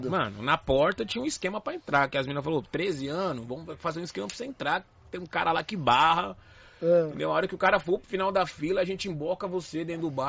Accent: São Paulo, Brazil; lá eu sou da zona norte de São Paulo aqui, então meu pai sempre foi meio linha dura, só podia ir em matinê, né?

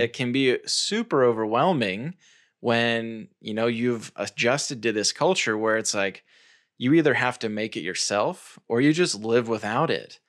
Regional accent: United States; I'm American, so that's the, the culture context that I speak from

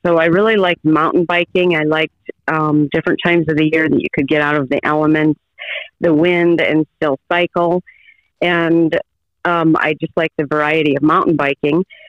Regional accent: Colesburg, Iowa, United States; I'm here on my family farm, which is where I grew up, and that is about five miles north of Colesburg, Iowa

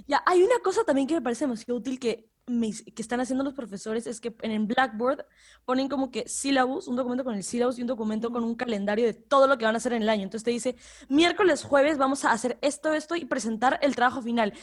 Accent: Ecuador; soy de Ecuador

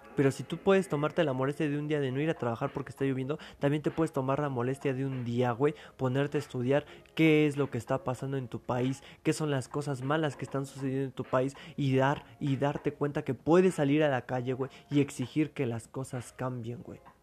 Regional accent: Mexico; así somos los mexicanos

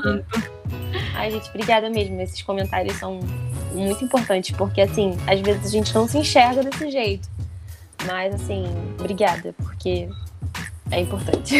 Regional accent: São Gonçalo, Rio de Janeiro, Brazil; eu sou de São Gonçalo, mas é só atravessar a rua, eu tô em Niterói, porque eu moro em Canativa

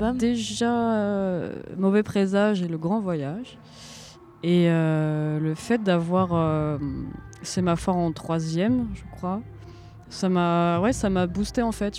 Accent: Ramatuelle, Provence-Alpes-Côte d'Azur, France; il y en a un à côté de chez moi à Ramatuel

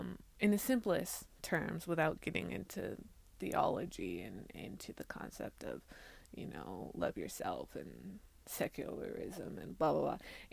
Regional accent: China; also born or lived in Hong Kong / Taiwan / Xiamen; living in, growing up in China and then moving to Hong Kong and then living in Hong Kong for 2 years and then living in Taiwan for about 2 years and then living in Xiamen.

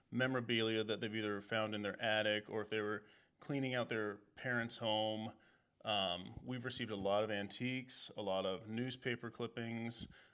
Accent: Fort Madison, Iowa, United States; here in Decorah, Iowa. I originally grew up in Fort Madison, Iowa, a little town in the southeast corner of the state.

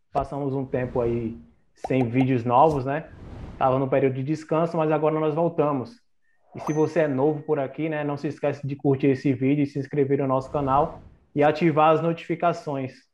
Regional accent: Paraíba, Brazil; moved away; Eu sou da Paraíba, é, quando eu estava morando lá

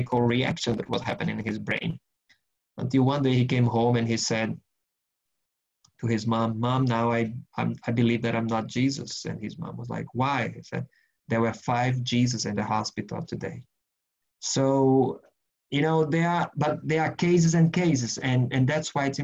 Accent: Brazil; now in Germany; I'm originally from Brazil, but I live in Germany.

